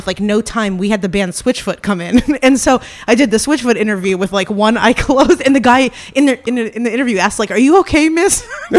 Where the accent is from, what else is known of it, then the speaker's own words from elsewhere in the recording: Ohio, United States; I'm from Ohio.